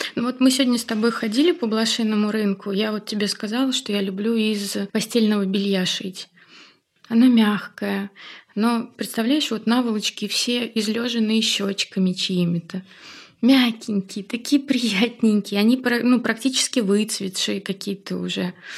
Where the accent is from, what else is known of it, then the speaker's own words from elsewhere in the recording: Tolyatti, Samara Oblast, Russia; moved away as an adult; now in Saint Petersburg, Russia; я на Волге выросла